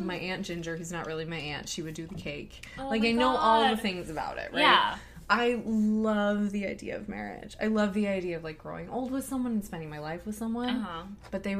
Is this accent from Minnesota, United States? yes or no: yes; Minnesota, United States; moved away; Like, y'all, I come from Minnesota, right? And I come from, like, my dad is an old-time bluegrass musician.